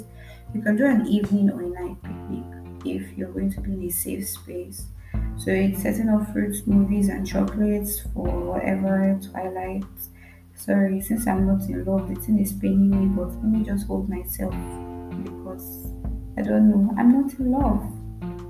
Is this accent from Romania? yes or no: no; Nigeria; as a Nigerian girl